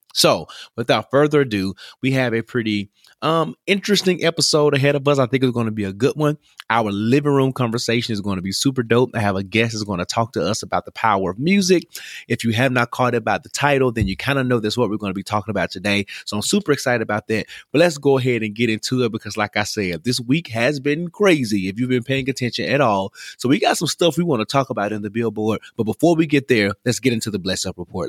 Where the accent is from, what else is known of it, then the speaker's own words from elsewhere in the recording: Memphis, Tennessee, United States; Y'all know I'm from Memphis